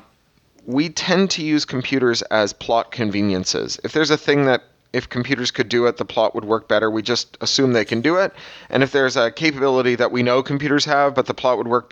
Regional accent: Canada; I'm a Canadian

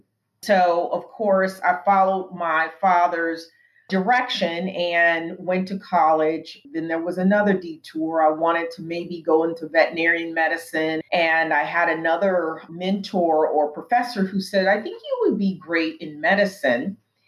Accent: Pacific Northwest, United States; I grew up in the Pacific Northwest. You know, we didn't have a lot of Black people up there when I was growing up.

